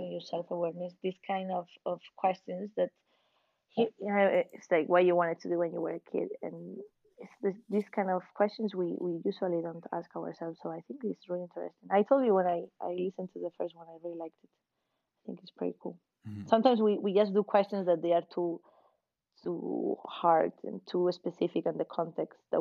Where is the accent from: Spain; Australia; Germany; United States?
Spain; Valencia, Valencian Community; I'm from Valencia.